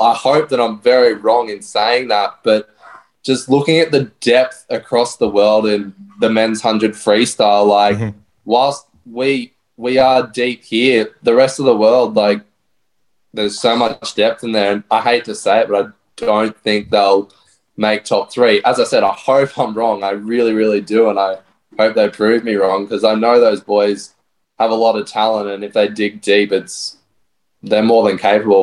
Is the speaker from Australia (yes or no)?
yes; Brisbane, Queensland, Australia; now in Gold Coast, Australia; I'm from Brisbane myself